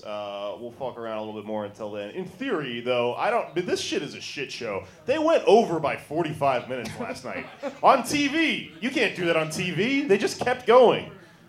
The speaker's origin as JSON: {"language": "English", "town": "Denver", "region": "Colorado", "country": "United States", "said": "There's a bumper sticker on my car that says that. I'm from Denver."}